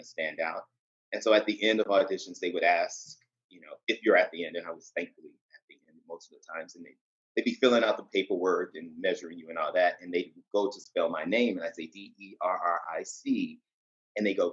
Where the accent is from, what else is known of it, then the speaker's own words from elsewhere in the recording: Chicago, Illinois, United States; now in New York City, United States; I'm actually from Chicago. Born and raised in Chicago, the South Side